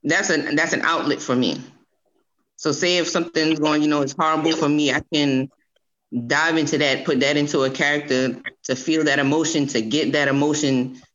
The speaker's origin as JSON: {"language": "English", "town": "Cross", "region": "South Carolina", "country": "United States", "said": "I'm from Cross. That's okay. A little small town out here."}